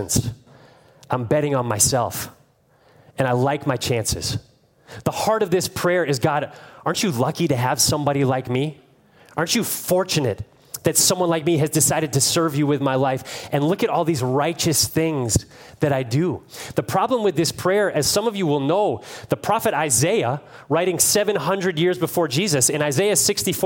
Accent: Cleveland, Ohio, United States; I'm from Cleveland

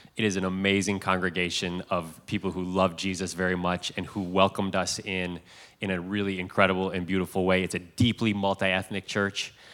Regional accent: Cleveland, Ohio, United States; moved away as an adult; also born or lived in Chicago / Hudson, Ohio; I grew up in Cleveland

